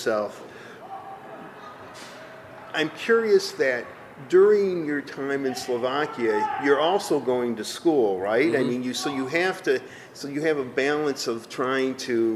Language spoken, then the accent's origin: English; United States; first language English; Americans, we're always like, we don't speak English very well either, but it is still our native language